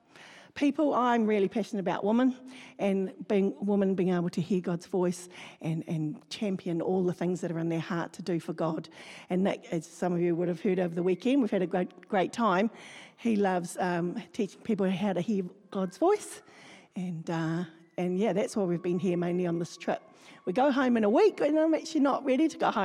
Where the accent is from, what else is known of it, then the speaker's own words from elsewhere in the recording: New Zealand; also born or lived in Palmerston North; we are from New Zealand